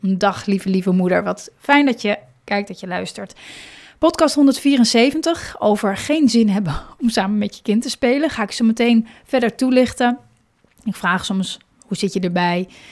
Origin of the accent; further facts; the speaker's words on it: Hoorn, North Holland, Netherlands; moved away; ik kom zelf, ben ik opgegroeid in Horen.